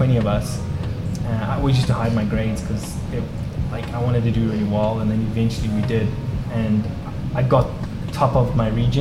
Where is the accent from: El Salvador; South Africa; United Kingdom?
South Africa; Mpumalanga; born or raised there; moved away as an adult; now in United States